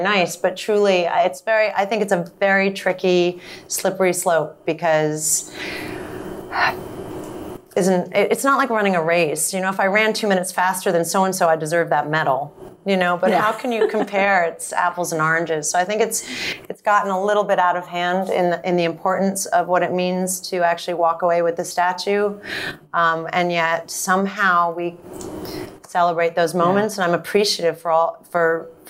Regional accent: England, United Kingdom; accent: English; also born or lived in France / New York; now in Los Angeles, United States; I grew up in England, so I have an English accent, or that I was in France from the ages of 1 to 3, so I speak French.

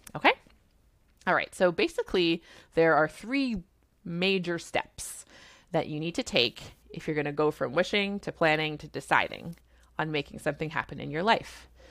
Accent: Canada; I'm a Canadian family physician

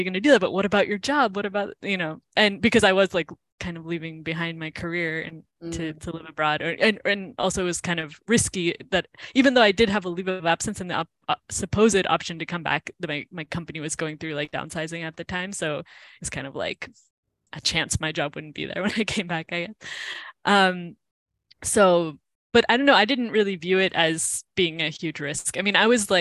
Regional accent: United States; moved away as an adult; also born or lived in Cleveland; now in Spain; being like an American

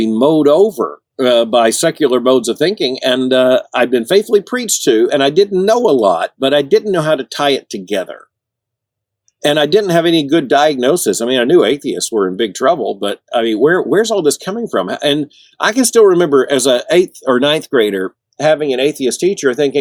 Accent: Central Florida, United States; we moved from Central Florida, which is really a part of the South, to South Florida

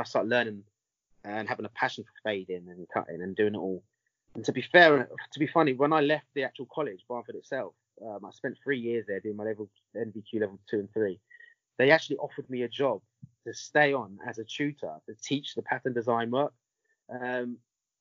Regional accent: England, United Kingdom; I was born in England, so I've got Italian background, Italian heritage.

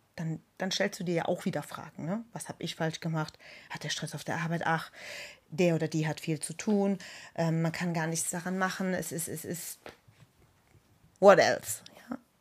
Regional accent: Germany; bei uns in Deutschland

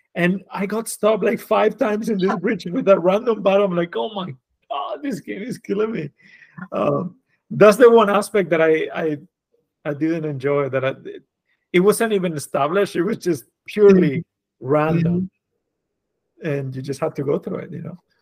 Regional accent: Spain; moved away as an adult; now in New York, United States; I was born and raised in Spain.

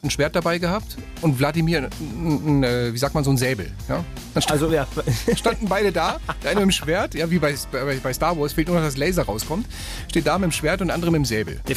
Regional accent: Wermelskirchen, North Rhine-Westphalia, Germany; ich bin 40 Jahre alt. Ich komme aus Wermelskirchen im rheinisch-bergischen Kreis.

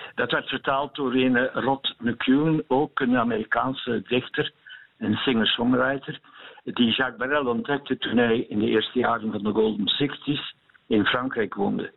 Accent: Eeklo, Flanders, Belgium; ik van Eeklo ben

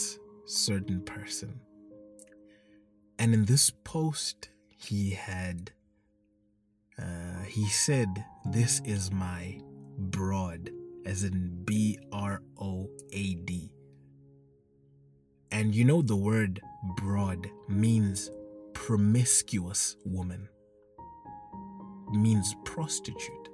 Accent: Zimbabwe; I come from Zimbabwe

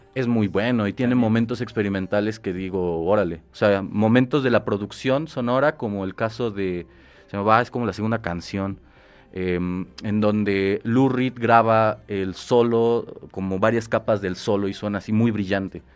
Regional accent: Mexico; nosotros como mexicanos

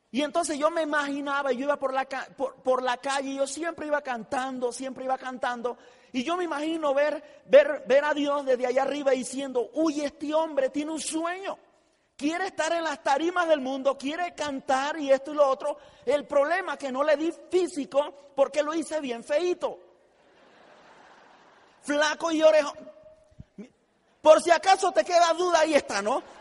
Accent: Tijera de Boquerón, Chiriquí, Panama; yo eh, eh, soy panameño, nazco en un pueblo muy humilde en la República de Panamá, un pueblo que se llama Tijera de Boquerón

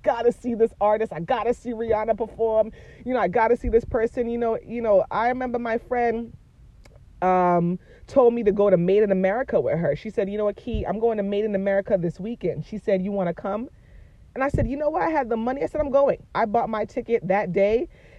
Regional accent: Boston, Massachusetts, United States; moved away as an adult; born and raised in Boston, but I grew up in the hood, man.

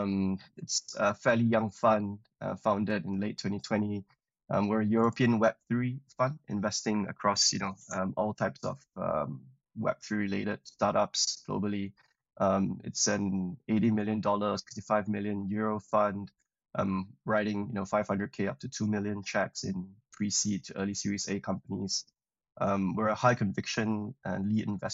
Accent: Malaysia; moved away as an adult; also born or lived in Cambridge, United Kingdom; I'm originally from Malaysia, came over to the UK to study

